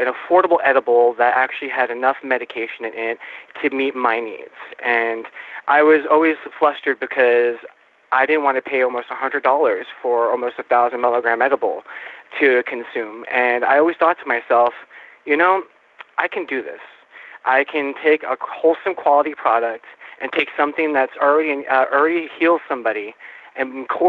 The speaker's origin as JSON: {"language": "English", "region": "Arizona", "country": "United States", "tie": "born or raised there", "also_born_or_lived": "New York", "said": "I was born and raised in New York. I came over here when I was 5, so I guess you can call me an Arizonian"}